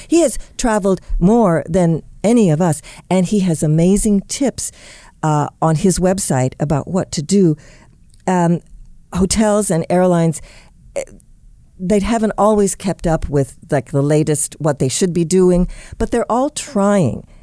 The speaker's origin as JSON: {"language": "English", "town": "Indianapolis", "region": "Indiana", "country": "United States", "tie": "born or raised there", "said": "my hometown of Indianapolis"}